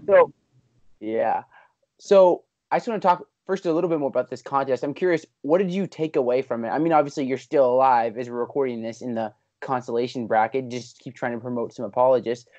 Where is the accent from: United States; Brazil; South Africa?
United States; Pennsylvania; I'm a P A guy.